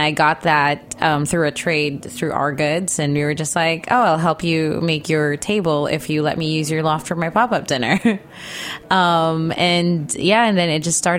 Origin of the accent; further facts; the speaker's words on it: Philippines; moved away as an adult; also born or lived in Los Angeles, United States; now in New York, United States; So I was born and raised in the Philippines, and I moved to LA when I was 20.